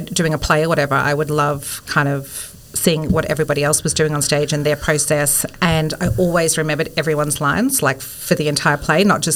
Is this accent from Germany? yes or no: no; Bendigo, Victoria, Australia; also born or lived in Melbourne; I grew up in Bendigo, but moved